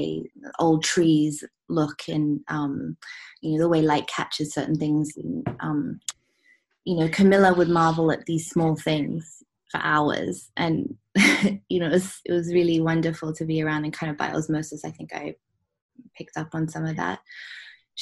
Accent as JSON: {"language": "English", "country": "Hong Kong", "tie": "born or raised there", "said": "growing up in Hong Kong"}